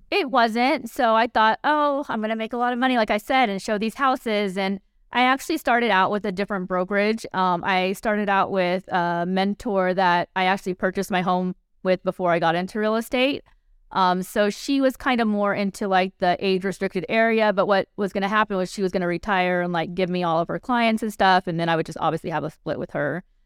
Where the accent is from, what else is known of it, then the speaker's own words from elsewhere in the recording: Mississippi, United States; moved away as an adult; now in Las Vegas, United States; I grew up in Mississippi